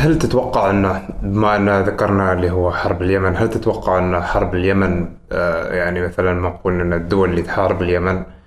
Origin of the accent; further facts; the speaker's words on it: Oman; نحن كعمانيين